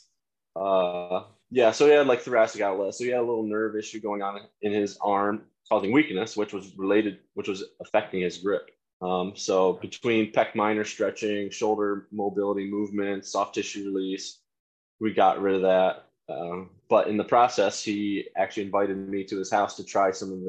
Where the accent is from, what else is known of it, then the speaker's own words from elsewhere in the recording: Wyalusing, Pennsylvania, United States; also born or lived in Towanda, Pennsylvania; I grew up in Wyalusing.